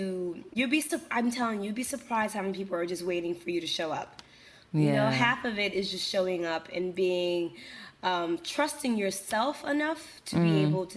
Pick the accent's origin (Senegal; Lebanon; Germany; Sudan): Senegal; English is a second language; now in New York, United States; back home in Senegal